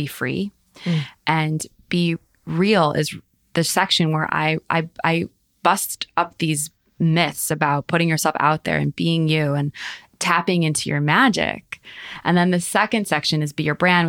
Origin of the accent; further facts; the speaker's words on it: Highland Park, United States; we grew up in Highland Park